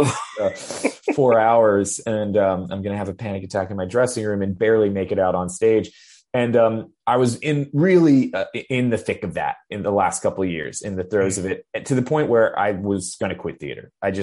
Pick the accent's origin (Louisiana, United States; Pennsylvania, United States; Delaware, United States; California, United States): Delaware, United States; Wilmington; now in Brooklyn, New York, United States; I grew up in Wilmington, Delaware, in a small suburb, in a small state.